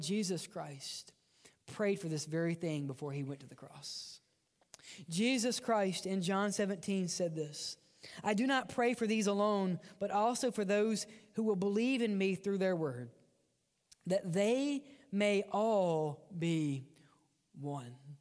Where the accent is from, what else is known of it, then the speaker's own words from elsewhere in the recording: Mississippi, United States; accent: redneck; I grew up in Mississippi, and we don't speak right. Um, we have one dialect, and that's redneck.